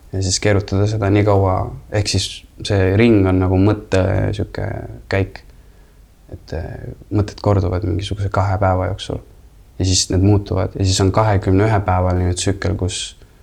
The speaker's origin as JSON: {"language": "Estonian", "country": "Estonia", "tie": "born or raised there", "also_born_or_lived": "United States", "said": "siis tuled Eestisse ja milline šokk, sa oled äh, kaheksa-aastane"}